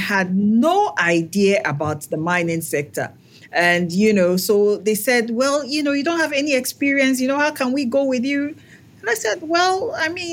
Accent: Ghana; I am Ghanaian

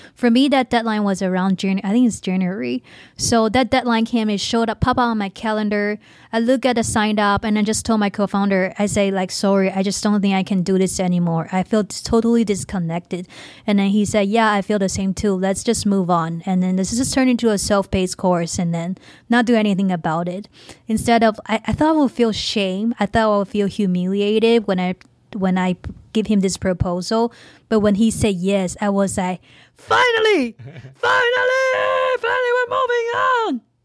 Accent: Taiwan; now in United States; I'm not even an immigrant. I'm just, like, a half-ass immigrant, like, in between immigrant and a Taiwanese.

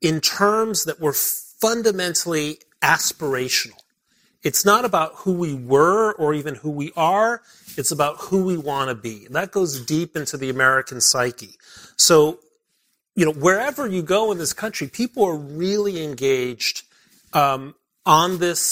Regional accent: Mexico City, Mexico; also born or lived in Belgium / Britain / Middle East / Germany; now in United States; I grew up in Mexico City

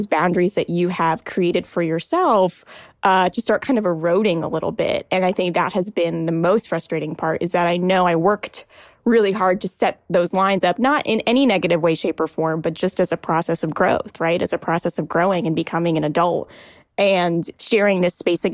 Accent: United States; also born or lived in Washington, D.C.; I'm Indian American, and I call my parents mom and dad. I am currently living in my childhood bedroom

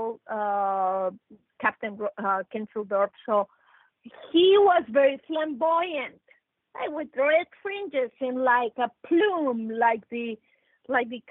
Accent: Mexico; I come from Mexico, I'm 100% Mexican. I'm Mexican

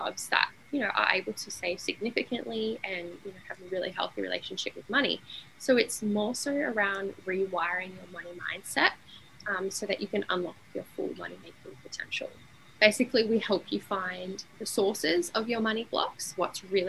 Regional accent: Sydney, New South Wales, Australia; now in Brisbane, Australia; I'm from Sydney, now I'm in Brisbane

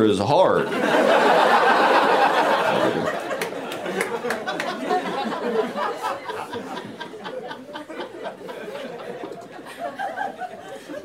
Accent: Royston, Georgia, United States; I'm originally from Royston, Georgia

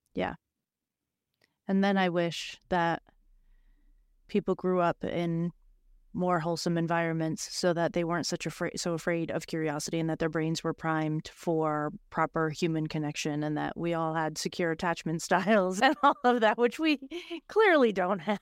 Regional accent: Boston, Massachusetts, United States; I'm a girl from Boston

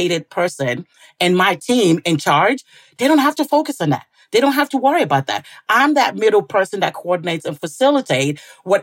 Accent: St. Paul, Minnesota, United States; I was born here in St. Paul, Minnesota

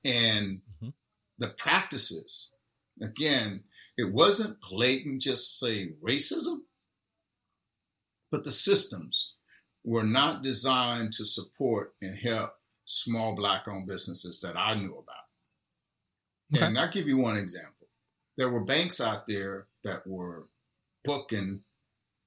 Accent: East Texas, United States; now in Seattle, United States; growing up in a little small town in East Texas where I lived through it

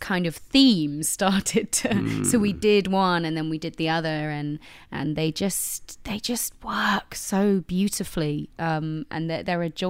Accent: a village just outside Brighton, South East England, United Kingdom; also born or lived in London; I'm from a little village just outside of Brighton. at the foot of the hills. So I spent my, you know, youth going into Brighton

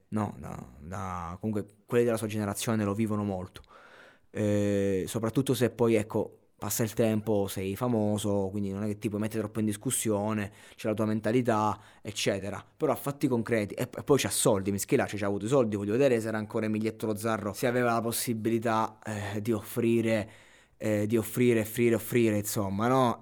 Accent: Abruzzo, Italy; sono cresciuto in Abruzzo

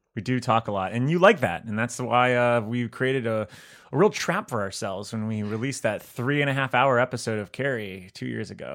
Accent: South Florida, United States; I'm from South Florida

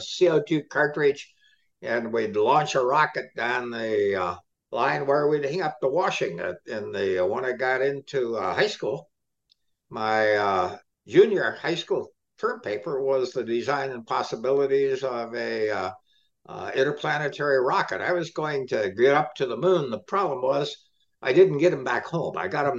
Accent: Ohio, United States; Memories of Ohio are very, very, very limited right now, because my father died when I was 7. We lived in the, what do we call, the South End.

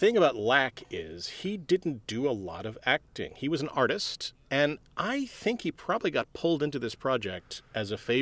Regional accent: Philadelphia, Pennsylvania, United States; I'm from Philly.

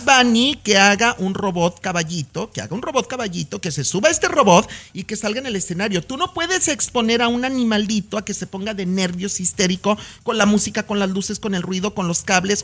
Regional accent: La Chona, Jalisco, Mexico; yo crecí en La Chona, Jalisco, viendo charreadas y jaripeos

